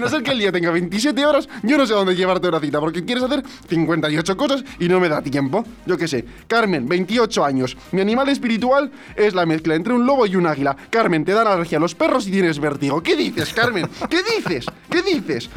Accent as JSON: {"language": "Spanish", "town": "Alicante", "region": "Valencian Community", "country": "Spain", "said": "yo era de Alicante, que era alicantino, me dijeron que no tenía nada de acento andaluz"}